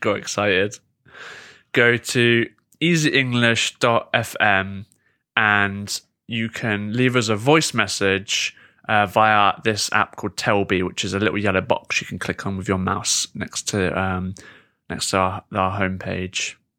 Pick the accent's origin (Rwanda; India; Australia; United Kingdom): United Kingdom; am I so pathetic as a Brit